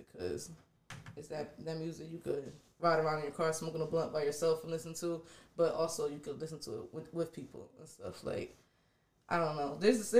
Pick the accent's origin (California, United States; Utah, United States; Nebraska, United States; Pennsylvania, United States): Pennsylvania, United States; York; moved away as an adult; also born or lived in Washington, D.C.; I definitely was born and raised in York, but like I said, I ventured out. I lived in D.C. for a little bit.